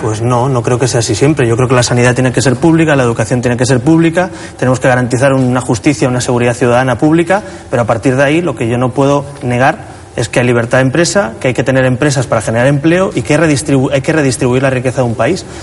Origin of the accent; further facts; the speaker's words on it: Catalonia, Spain; En mi tierra